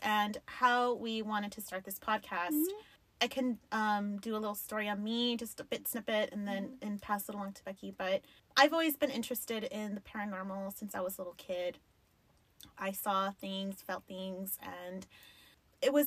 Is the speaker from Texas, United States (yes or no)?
yes; El Paso, Texas, United States; I grew up in the Lower Valley. That shit's not fancy